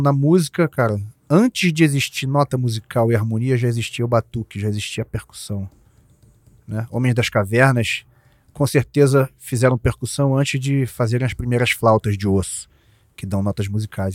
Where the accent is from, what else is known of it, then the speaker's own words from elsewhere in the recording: Jacarepaguá, Rio de Janeiro, Brazil; minha infância lá em Jacarepaguá